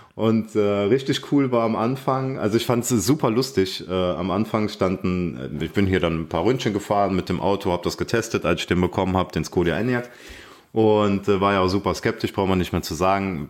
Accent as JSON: {"language": "German", "town": "Aachen", "region": "North Rhine-Westphalia", "country": "Germany", "said": "ich komme aus Aachen"}